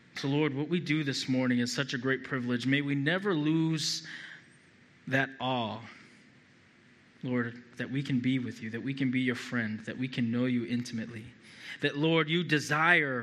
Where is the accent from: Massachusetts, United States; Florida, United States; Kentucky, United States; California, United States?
Massachusetts, United States; Boston; I'm from Massachusetts, New England native. Been in Massachusetts my whole life